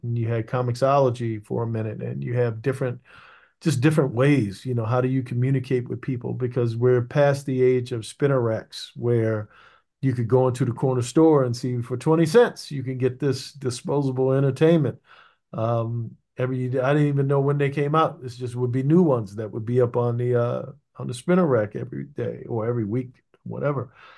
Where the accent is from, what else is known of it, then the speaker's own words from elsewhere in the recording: Maryland, United States; I'm from Maryland